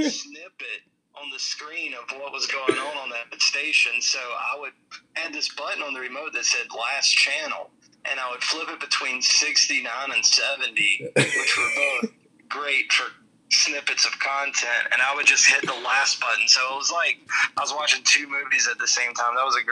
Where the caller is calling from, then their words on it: Blythewood, South Carolina, United States; I am from Blythewood, South Carolina.